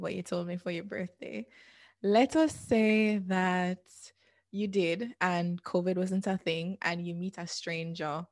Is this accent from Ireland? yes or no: no; Jamaica; we both have shared experiences growing up in Jamaica